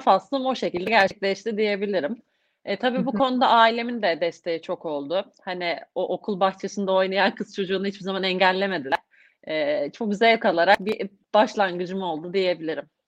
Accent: İzmir, Turkey; İzmirliyim, İzmir doğumluyum

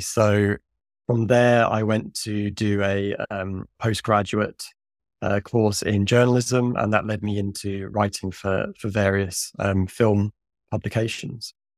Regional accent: Suffolk, East of England, United Kingdom; now in London, United Kingdom; our tiny little local independent cinema in my hometown in Suffolk, in the east of England

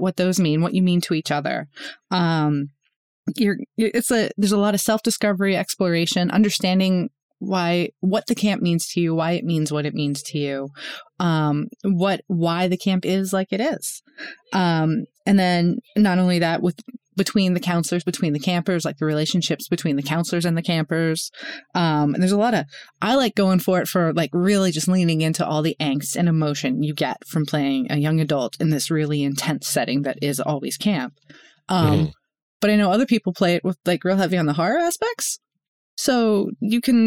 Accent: Northeast, United States; moved away; I grew up in Northeast, like in the Northeast

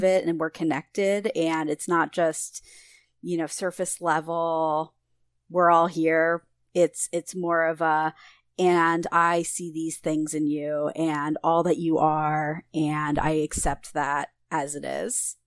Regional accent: Philadelphia, Pennsylvania, United States; I'm from Philadelphia originally

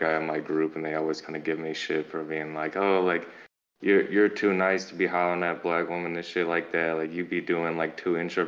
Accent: St. Louis, Missouri, United States; moved away as an adult; moved back into my hometown of St. Louis

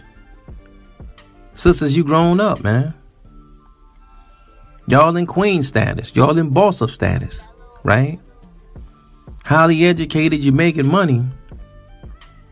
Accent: United States; us as black American males.

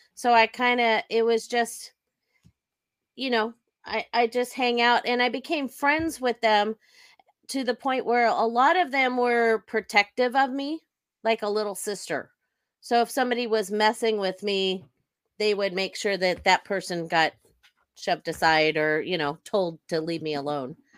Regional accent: Sacramento, California, United States; I was born and raised in Sacramento, California. I still live in the area.

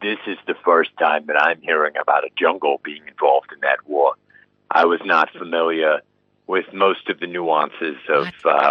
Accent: Brooklyn, New York, United States; as I said, I grew up in Carroll Gardens. It was just a very straightforward neighborhood.

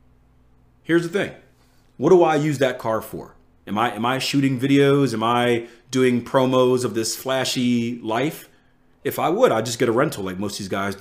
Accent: Philadelphia, Pennsylvania, United States; I'm from Philly, one of the most dangerous places in the US

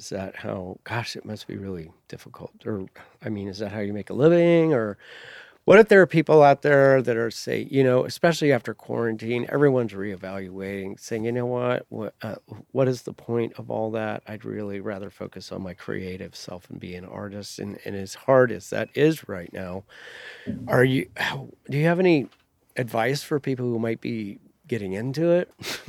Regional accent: New Mexico, United States; I'm from New Mexico, and our adobe homes are designed with all of that.

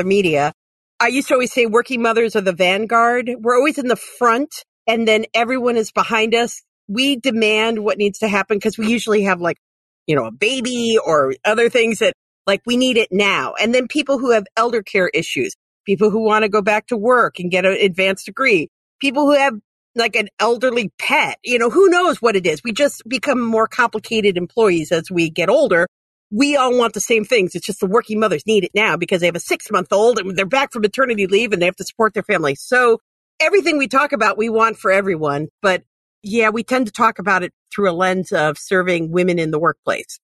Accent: North Ridgeville, Ohio, United States; I grew up in North Ridgeville, up in Lorain County

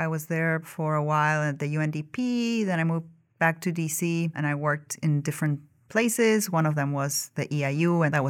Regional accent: Argentina; born there; English is a second language; moved away; also born or lived in Ukraine; So, you know, I was born in Argentina, but I moved around a lot and lived in different countries. My parents are Ukrainian, so I'm kind of a mix of everything. I'm Argentine, Ukrainian, I'm married to an American

